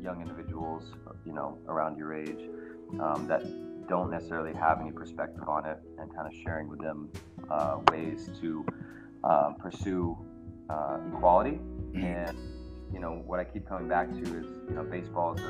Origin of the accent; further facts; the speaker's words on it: Richmond, California, United States; I grew up in Richmond, not the Richmond district, but East Bay, Richmond